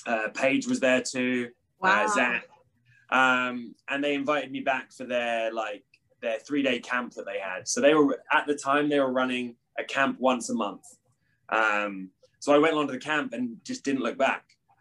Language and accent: English; East of England, United Kingdom; So I was born in Galston, which is in Norfolk, which I just tell everyone Norwich, because that's the closest like city to where I'm from. I'm from like a small like seaside beach town